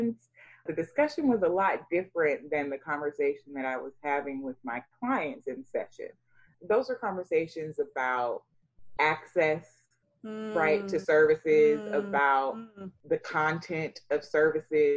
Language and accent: English; United States; also born or lived in Sierra Leone; what it meant to be an African child growing up in America